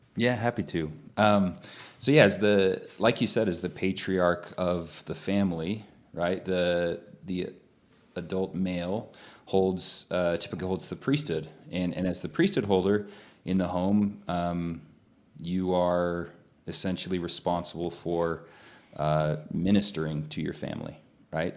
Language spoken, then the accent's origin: English; Utah, United States; growing up in Utah